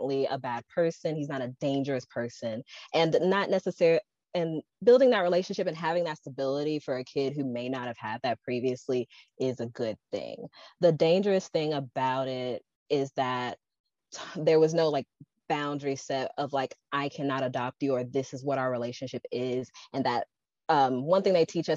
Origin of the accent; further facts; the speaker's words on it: Memphis, Tennessee, United States; I'm from Memphis.